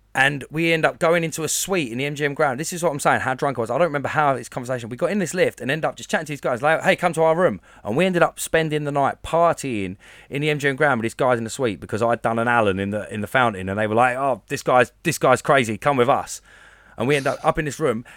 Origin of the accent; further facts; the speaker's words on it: Basildon, East of England, United Kingdom; I'm from a place that we call Baz Vegas